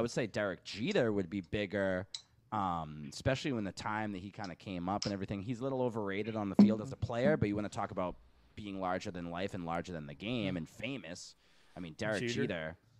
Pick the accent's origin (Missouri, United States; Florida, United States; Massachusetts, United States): Massachusetts, United States; Boston; Johnny Damon's a hero of mine growing up in Boston.